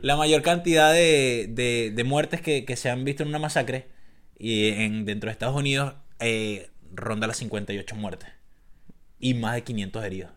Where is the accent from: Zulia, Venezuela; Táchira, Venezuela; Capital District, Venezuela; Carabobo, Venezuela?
Capital District, Venezuela; Caracas; moved away; yo soy de Caracas